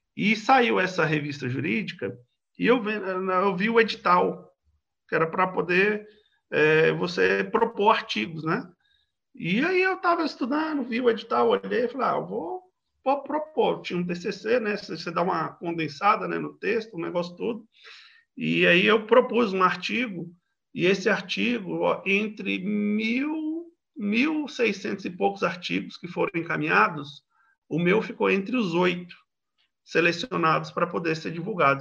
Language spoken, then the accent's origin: Portuguese; Federal District, Brazil; nascido e criado no Distrito Federal, mas de periferia do Distrito Federal